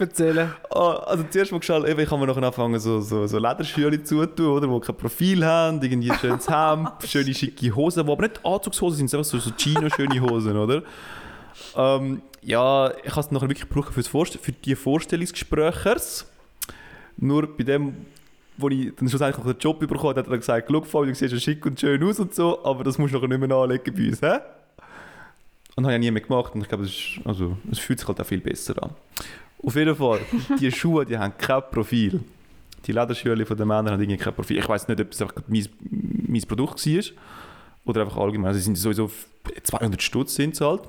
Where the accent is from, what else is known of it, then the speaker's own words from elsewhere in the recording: Uznach, St. Gallen, Switzerland; Ich bin in Nutznach aufgewachsen. In Nutznach gibt es Störche, das ist eine der Störchenkolonie von, äh, von der Schweiz.